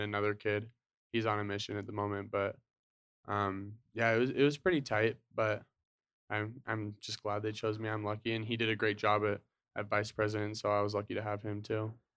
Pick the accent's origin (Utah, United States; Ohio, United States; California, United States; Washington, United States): Utah, United States; Draper; also born or lived in Salt Lake City, Utah; I grew up in Utah. So, I was born in Salt Lake. um, my family moved from Salt Lake to Draper when I was, like, five or six